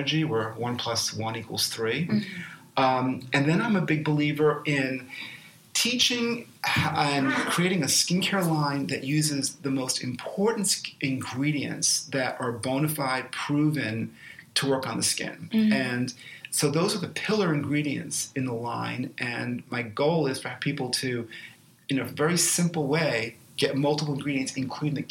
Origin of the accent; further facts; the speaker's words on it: New York City, New York, United States; I was born and raised in New York City